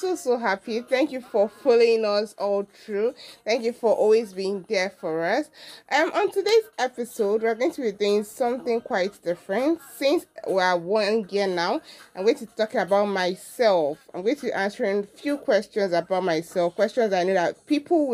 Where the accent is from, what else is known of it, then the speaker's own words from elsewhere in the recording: Enugu State, Nigeria; I'm from Enugu State, with the local government, Amufiago Afa.